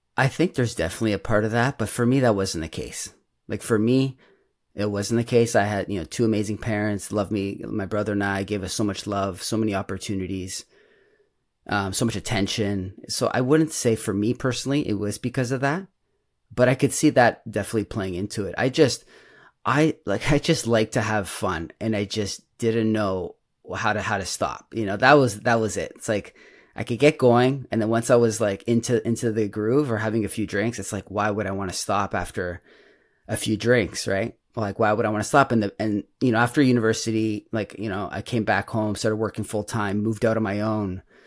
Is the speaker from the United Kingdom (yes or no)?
no; Toronto, Ontario, Canada; I'm from Toronto, um, Toronto, Canada